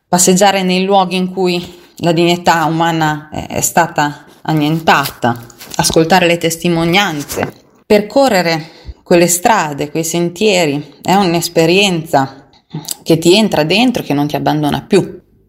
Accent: Marzabotto, Emilia-Romagna, Italy; born or raised there

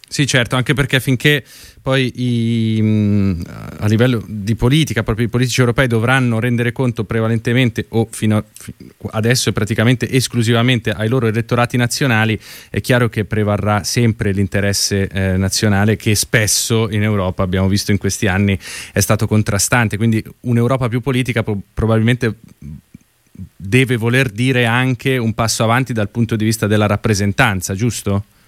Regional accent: Lombardy, Italy; sono lombardo anch'io come lei

